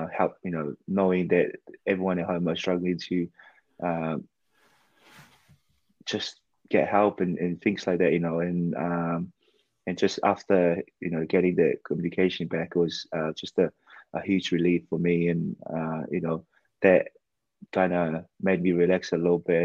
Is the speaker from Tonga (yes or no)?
yes; Ha'apai, Tonga; now in United Kingdom; I grew up, I was born and raised in Tonga, in Hapai